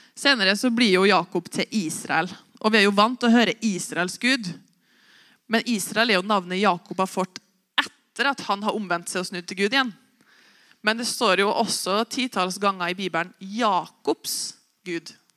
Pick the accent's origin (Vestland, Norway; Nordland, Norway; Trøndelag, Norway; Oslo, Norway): Trøndelag, Norway; Osen; now in Oppdal, Norway; Jeg er jo bare fra Osen. Dum nok til å flytte til Oppdal